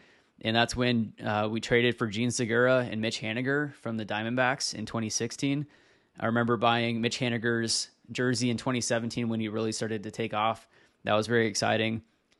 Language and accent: English; Washington, United States; So I was raised in Washington State, which is where I currently live as well.